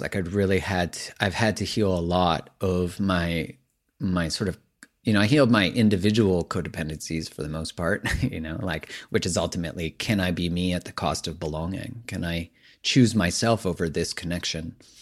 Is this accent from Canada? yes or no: yes; Canada; I'm Canadian